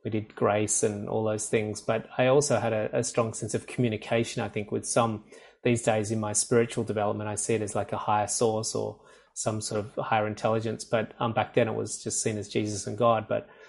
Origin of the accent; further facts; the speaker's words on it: rural area about 2 hours outside Sydney, New South Wales, Australia; I'm from Sydney, Australia. I'm currently in Sydney, Australia. I grew up on a small country farm about 2 hours outside of Sydney